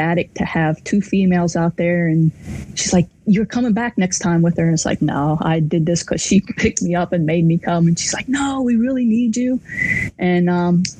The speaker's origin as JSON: {"language": "English", "town": "Waynesburg", "region": "Pennsylvania", "country": "United States", "tie": "born or raised there", "also_born_or_lived": "Morgantown, West Virginia / Champaign, Illinois", "moved": "as an adult", "said": "I grew up in Waynesburg, Pennsylvania, which is just 30 miles north of Morgantown"}